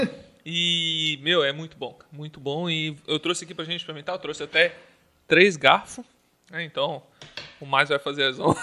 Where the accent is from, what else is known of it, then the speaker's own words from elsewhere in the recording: Canelinha, Santa Catarina, Brazil; also born or lived in Gaspar / Tijucas; now in Blumenau, Brazil; eu nasci em Gaspar, Aí fui morar lá em Canelinha junto com a minha mãe